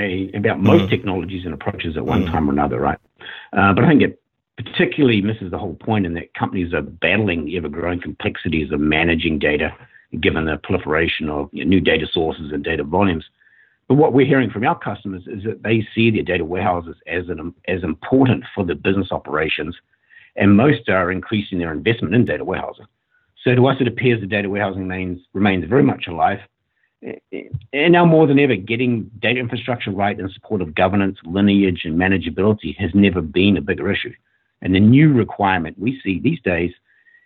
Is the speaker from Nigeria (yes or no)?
no; New Zealand; moved away as an adult; also born or lived in Sydney, Australia; now in Portland, Oregon, United States; I grew up in New Zealand and then moved to Australia